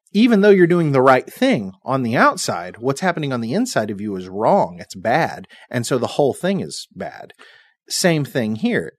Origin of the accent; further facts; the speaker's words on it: United States; as an American citizen